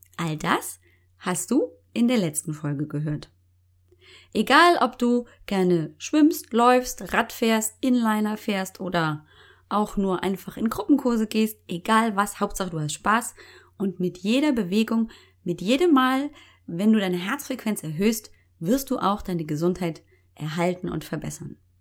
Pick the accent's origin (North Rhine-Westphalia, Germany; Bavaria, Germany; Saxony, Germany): Bavaria, Germany; Munich; accent: Bavarian; Geboren, aufgewachsen, original Münchner Kindel